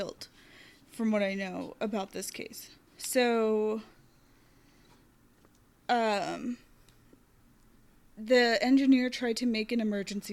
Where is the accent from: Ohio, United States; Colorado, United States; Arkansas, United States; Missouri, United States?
Arkansas, United States; moved away; also born or lived in Tennessee; where I grew up in Arkansas